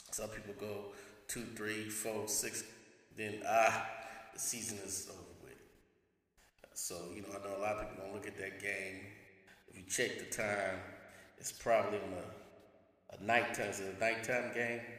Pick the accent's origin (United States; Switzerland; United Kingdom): United States; the Bay Area, California; We're originally from the Bay